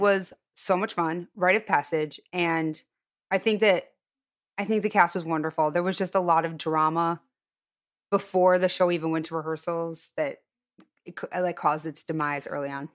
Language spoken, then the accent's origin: English; Highland Park, Illinois, United States; moved away; I'm from Highland Park, which was the Jewish suburb